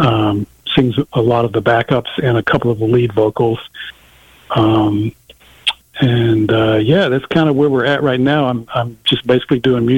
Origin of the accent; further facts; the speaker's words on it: Little Rock, Arkansas, United States; I grew up with in Little Rock